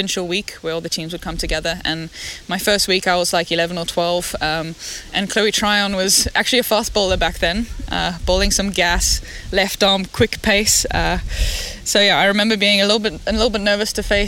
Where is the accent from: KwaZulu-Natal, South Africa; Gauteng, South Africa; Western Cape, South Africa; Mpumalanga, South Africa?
Western Cape, South Africa; Cape Town; I come from Bloburg in Cape Town. So we live on the beach, Molniton side, very nice, sunny. I went to school in Parklands College.